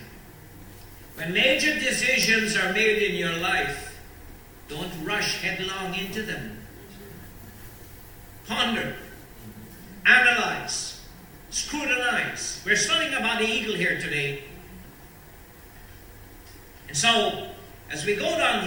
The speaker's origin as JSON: {"language": "English", "country": "Guyana", "tie": "born or raised there", "said": "Growing up in Guyana"}